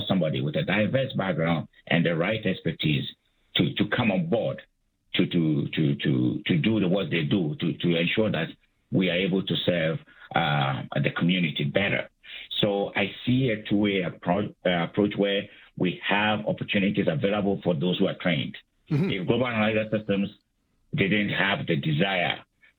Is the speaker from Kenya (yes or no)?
no; Ghana; moved away as an adult; also born or lived in United States / Calgary, Canada; I'm from Africa. I'm from Ghana. I did my undergraduate studies in Ghana